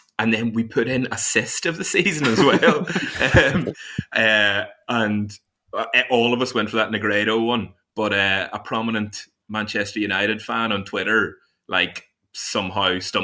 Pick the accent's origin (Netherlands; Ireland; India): Ireland; now in England; I'm Irish